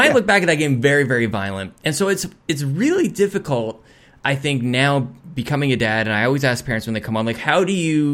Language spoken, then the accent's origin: English; Edmonton, Alberta, Canada; That's just dirty Northside Edmonton, man. I was 12 years old and I learned like just the terrible side of the city that I grew up on